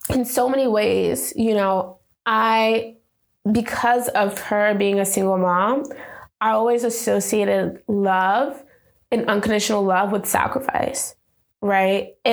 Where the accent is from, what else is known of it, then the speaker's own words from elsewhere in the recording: New York, United States; so we went to Jones Beach, uh, which is like I think Long Island because we're from New York